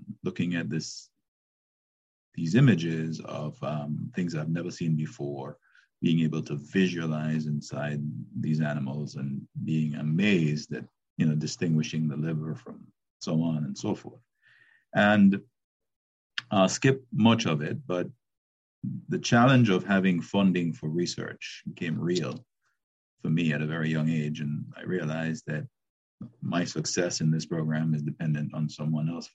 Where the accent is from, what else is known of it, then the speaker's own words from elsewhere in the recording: Jamaica; moved away as an adult; I was born in Jamaica. I left Jamaica after high school, and I went to Howard University